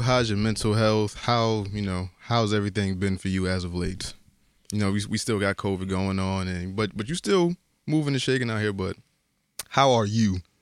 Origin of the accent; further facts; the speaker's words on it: Bridgeport, Connecticut, United States; Because I grew up in the Terrace maybe like, I, I, I lived there to maybe I was like three or four. They knocked my building down. and then we moved to Sunshine.